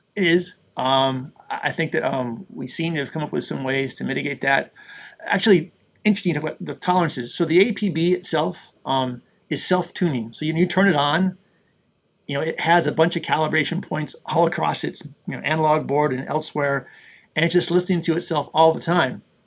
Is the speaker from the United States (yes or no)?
yes; Buffalo, New York, United States; I grew up in Buffalo, New York